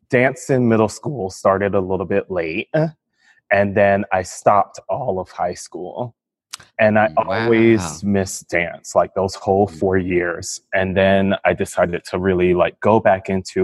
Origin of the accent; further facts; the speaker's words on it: Miami, Florida, United States; also born or lived in England; I grew up in Miami, Florida, and I ended up attending New World School of the Arts